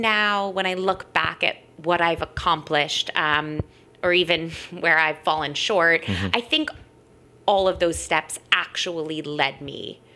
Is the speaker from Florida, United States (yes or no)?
yes; Tampa, Florida, United States; now in New York, United States; I grew up in Tampa, Florida.